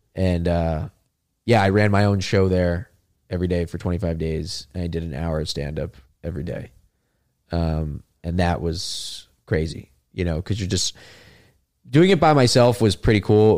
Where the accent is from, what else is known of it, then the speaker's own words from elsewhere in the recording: South Florida, United States; we're both from South Florida, right? I mean, it's just, like, we grew up in a place that nobody wants to leave